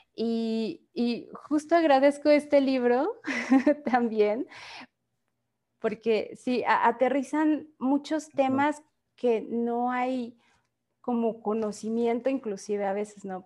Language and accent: Spanish; Mexico; como país y como sociedad mexicana